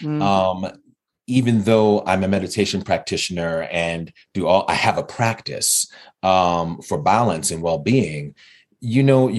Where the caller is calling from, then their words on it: Denver, Colorado, United States; I am calling in from Denver, Colorado